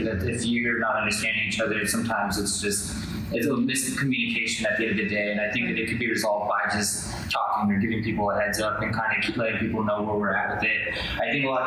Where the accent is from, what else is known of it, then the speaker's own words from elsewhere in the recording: Española, New Mexico, United States; moved away as an adult; now in Albuquerque, United States; I grew up in Espanol pretty much. I lived there all the way through high school, and then I moved down to Albuquerque